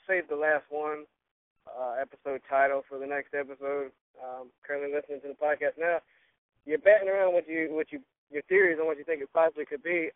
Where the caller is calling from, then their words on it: Dublin, Georgia, United States; I'm calling from Dublin, Georgia.